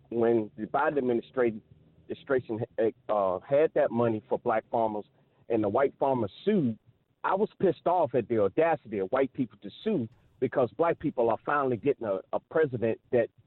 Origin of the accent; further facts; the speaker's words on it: Southampton County, Virginia, United States; the county where I was raised in Southampton County